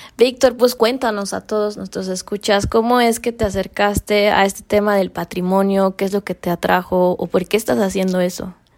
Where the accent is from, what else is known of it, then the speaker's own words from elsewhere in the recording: Mexico; aquí en México